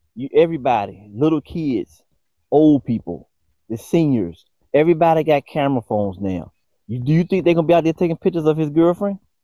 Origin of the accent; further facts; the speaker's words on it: Newport News, Virginia, United States; growing up in Newport News, Virginia